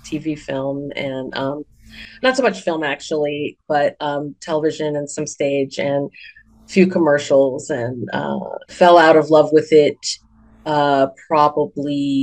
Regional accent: Ithaca, New York, United States; moved away as an adult; also born or lived in Chicago / Southern California; now in Phoenix, United States; I was born and raised in upstate New York. I was born in Ithaca, New York

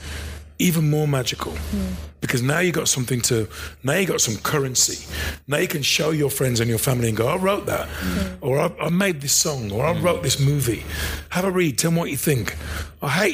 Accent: Midlands, United Kingdom; growing up in the Midlands, particularly if you're black and working class

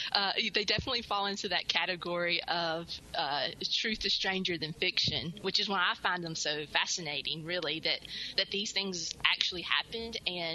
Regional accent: Mississippi, United States; I was born and raised in Mississippi and graduated from Mississippi State University with a degree in English.

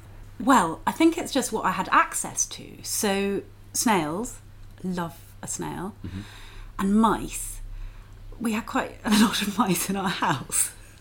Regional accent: Yeovil, South West England, United Kingdom; Near Yeovil.

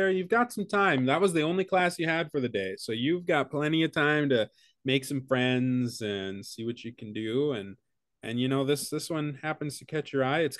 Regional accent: Connecticut, United States; See, because I'm from Connecticut.

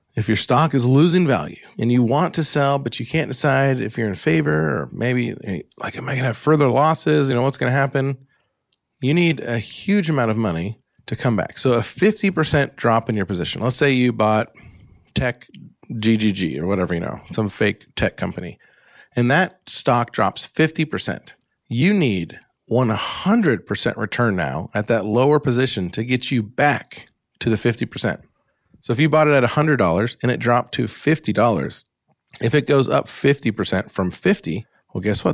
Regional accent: Alaska, United States; accent: United States; also born or lived in Great Lakes; now in Great Lakes region, United States; my normal, boring, Alaska-born, Great Lakes living, United States accent

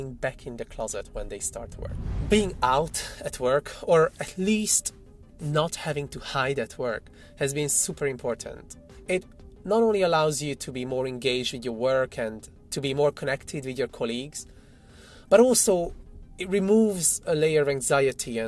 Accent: Hungary; moved away as an adult; now in London, United Kingdom; I'm a cis gay man, originally from Hungary

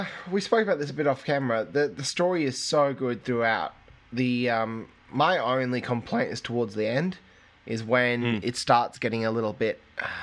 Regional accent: England, United Kingdom; now in Australia; I grew up in England

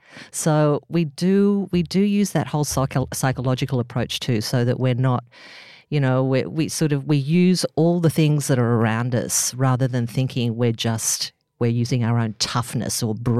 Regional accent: Northern Beaches, New South Wales, Australia; I came from the Northern Beaches, you know, bit of a surfy, you know

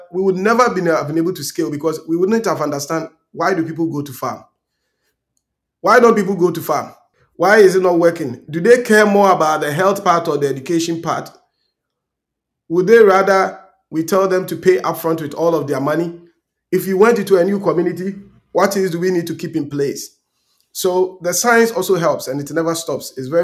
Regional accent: Tarkwa Breman, Western Region, Ghana; moved away; who grew up in Takwa-Berma in my village

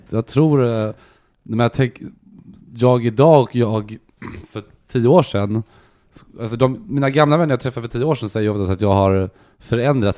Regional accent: Gothenburg, Västra Götaland, Sweden; also born or lived in Helsingborg; Jag kommer från Göteborg

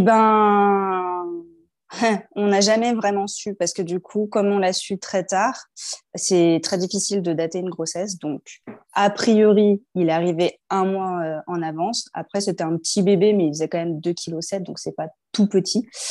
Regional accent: Lyon, Auvergne-Rhône-Alpes, France; moved away as an adult; also born or lived in Paris; on est lyonnais de base. On est revenu à Lyon

